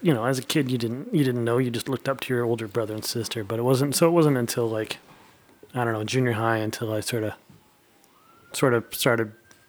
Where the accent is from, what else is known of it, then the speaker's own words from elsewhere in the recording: Brandon, Manitoba, Canada; Yeah. I grew up in Brandon with a much older brother and older sister.